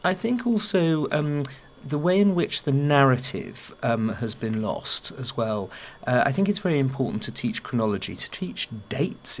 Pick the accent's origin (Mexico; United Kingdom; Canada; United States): United Kingdom; England; I, as an Englishman